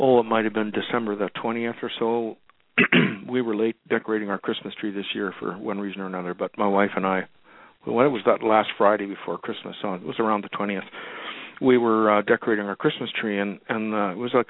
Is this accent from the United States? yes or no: no; Winnipeg, Manitoba, Canada; moved away; where I grew up in Winnipeg, Manitoba